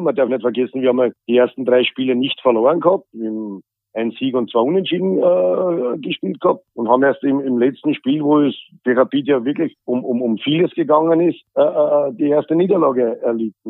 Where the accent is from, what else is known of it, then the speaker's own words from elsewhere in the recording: Austria; hier bei uns in Österreich